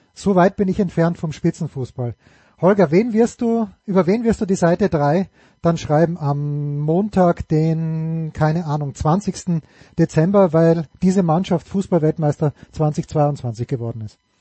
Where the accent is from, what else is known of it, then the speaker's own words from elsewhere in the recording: Austria; ich als Österreicher